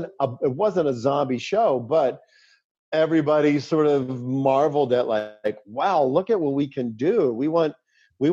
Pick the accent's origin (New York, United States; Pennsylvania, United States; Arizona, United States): Pennsylvania, United States; Pittsburgh; everybody had kind of caught up to the world that I had been existing in since I grew up in Pittsburgh, which is, you know, the zombie mythology.